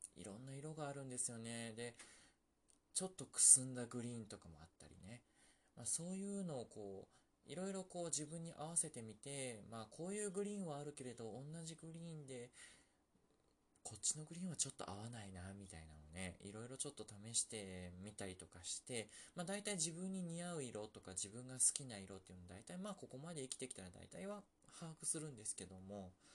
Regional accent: Osaka, Japan; 僕大阪の人間だから

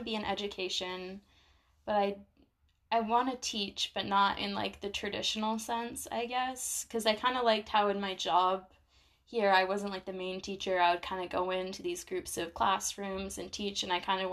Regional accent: Vermont, United States; moved away as an adult; also born or lived in South Carolina; now in France; I'm from Vermont

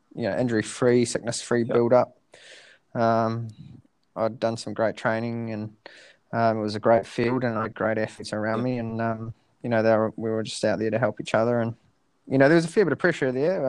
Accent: Dunedin, Otago, New Zealand; now in Christchurch, New Zealand; I went down to Dunedin, um, my hometown

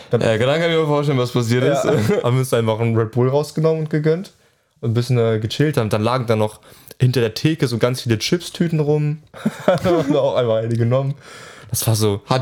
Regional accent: Hannover, Lower Saxony, Germany; Wo kommst du her? Ja, aus Hannover. Hä? Okay, wir kommen auch, wir kommen auch aus Hannover.

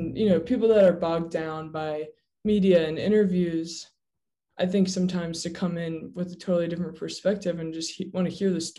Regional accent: Raleigh, North Carolina, United States; moved away as an adult; also born or lived in Sewanee, Tennessee; I grew up in Raleigh, North Carolina, and that's where I've circled back to now.

